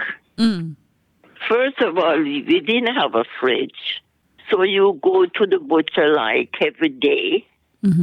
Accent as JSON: {"language": "English", "country": "Jamaica", "tie": "born or raised there", "moved": "yes", "said": "I was born in Jamaica, West Indies."}